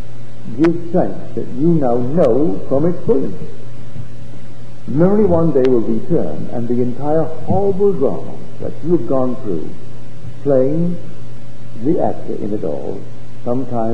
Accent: Barbados; now in United States; I came here as a stranger to America, but not from the day I landed did I ever think myself other than one with America. I never called myself an American Barbadian or an American West Indian

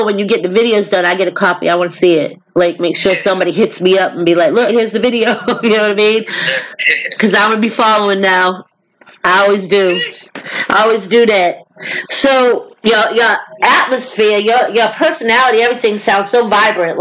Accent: the North, United States; accent: northern; now in the South, United States; I'm down south, but my accent's still a northern accent.

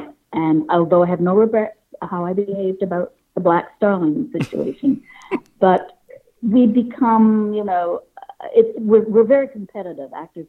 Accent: Toronto, Ontario, Canada; Only child. It was just a great place to get away from because it was the 60s.

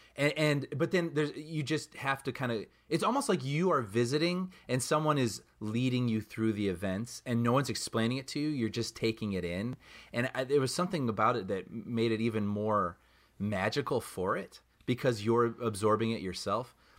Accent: Chicago, Illinois, United States; growing up in Chicago

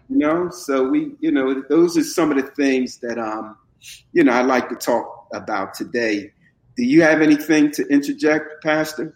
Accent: Camden, New Jersey, United States; also born or lived in North Philadelphia, Pennsylvania; I was born in West Oak, uh, Lane, that's the section of uh, North Philadelphia, but I was raised in Camden, and Camden is where my heart is

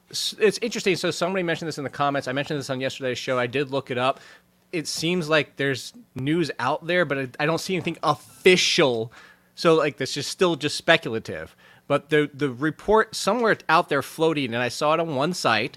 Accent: United States; I am American. I'm a, my parents are American, my grandparent

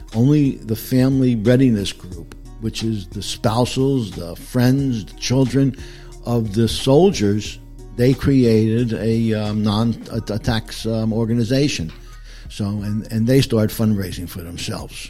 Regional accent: Passaic County, Northern New Jersey, United States; moved away as an adult; now in Pickens, United States; I was born and raised in New Jersey, and I didn't leave until three years ago

